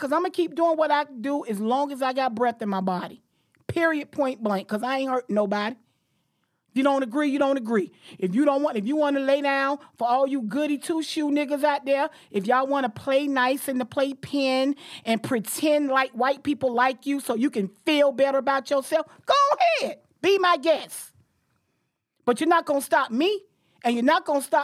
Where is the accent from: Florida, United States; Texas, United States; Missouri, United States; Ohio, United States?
Florida, United States; Jacksonville; I'm from Jacksonville